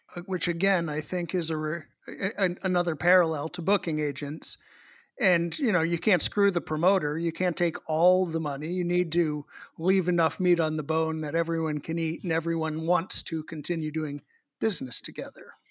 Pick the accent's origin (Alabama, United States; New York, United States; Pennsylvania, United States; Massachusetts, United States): Massachusetts, United States; Boston; the Boston Red Sox does, my hometown baseball team